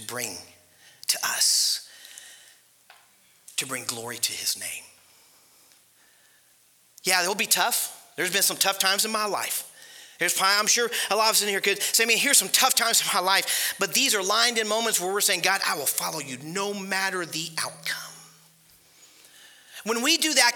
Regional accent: Ohio, United States; moved away as an adult; also born or lived in Panama City Beach, Florida; we grew up in Ohio, so we know how Ohio is

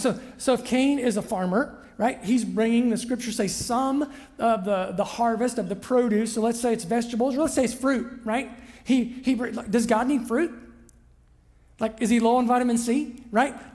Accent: Southern Ohio, United States; I'm a kid from Southern Ohio

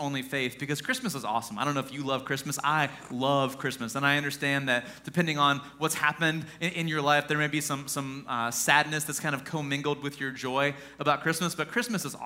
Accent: Mount Vernon, United States; I'm from Mount Vernon originally

